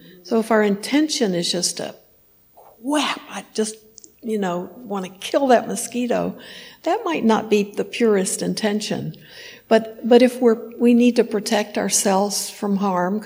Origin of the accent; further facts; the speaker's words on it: Houston, Texas, United States; I grew up in Houston